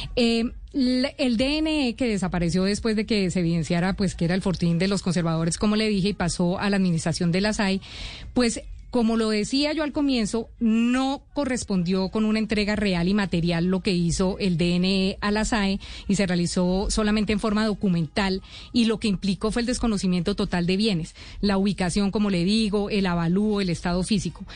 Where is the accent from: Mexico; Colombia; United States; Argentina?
Colombia; como colombiano